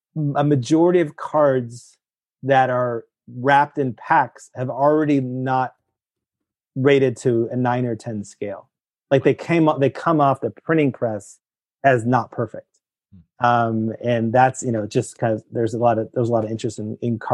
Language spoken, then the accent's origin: English; Petaluma, California, United States; I grew up in San Francisco or in a place called Petaluma, which is north of San Francisco